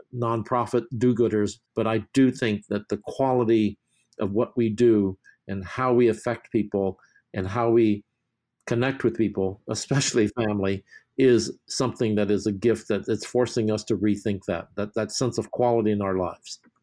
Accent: New York, United States; moved away; I'm from New York

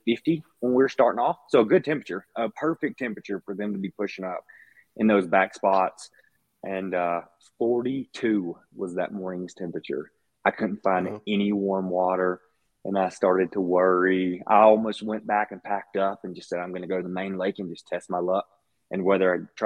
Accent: Mississippi, United States; moved away; growing up in Mississippi

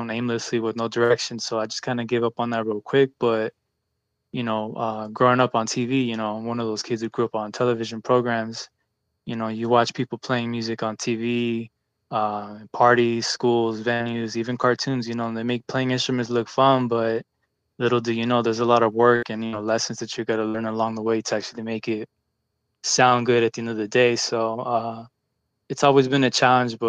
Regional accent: Pomona, California, United States; also born or lived in Santa Ana, Orange County, California; born in Orange County in the city of Santa Ana, but I moved out over here in Moncrief, Pomona. Pretty much grew up here my entire life

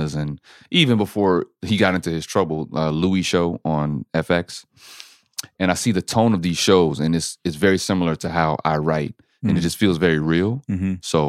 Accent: Germany; See, I grew up in Germany, so I never identify with any specific team. I'm an Army brat.

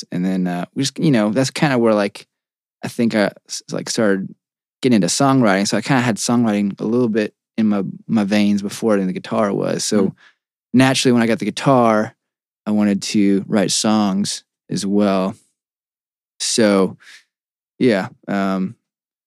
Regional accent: Staunton, Virginia, United States; moved away as an adult; also born or lived in Fort Lauderdale, Florida; now in Louisville, United States; Stanton, Virginia is my hometown.

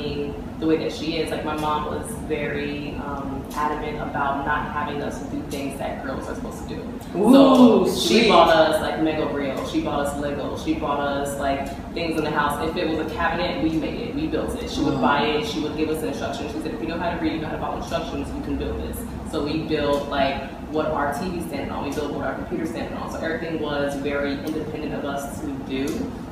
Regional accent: Miami, Florida, United States; I grew up in Miami, Florida

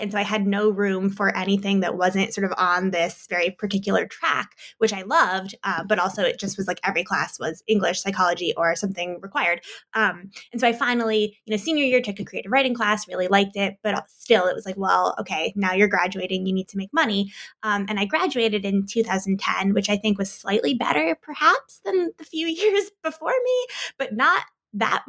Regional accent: United States; moved away as an adult; also born or lived in Iowa; I grew up outside of Washington, D.C.

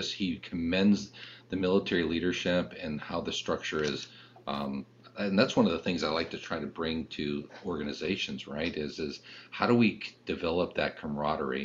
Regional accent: Bristol, Connecticut, United States; I'm born and raised in Bristol, Connecticut

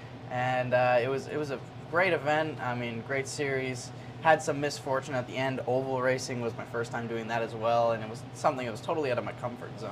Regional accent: Canada; as a Canadian because we don't have the racing up there

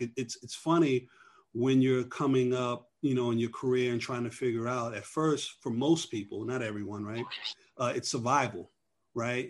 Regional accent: New York, United States; now in Atlanta, United States; I'm originally from New York.

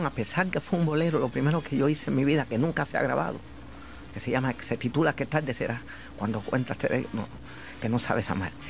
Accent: Havana, Cuba; Nací en La Habana.

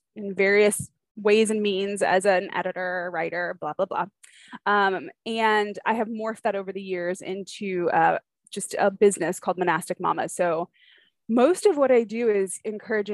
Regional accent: California, United States; moved away as an adult; also born or lived in Atlanta, Georgia; we are from California, but have lived in Georgia for, golly, in the Atlanta area for 12, 13 years

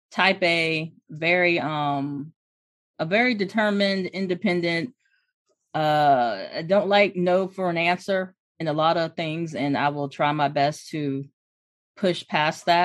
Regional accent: Hampton, Virginia, United States; I'm originally from Hampton, Virginia, VA. So um, I'm

